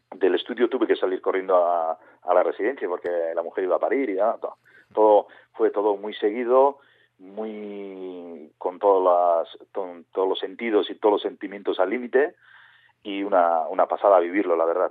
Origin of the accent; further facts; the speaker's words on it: Urola Valley, Basque Country, Spain; nosotros somos del Valle del Urola, de un pueblo pequeñito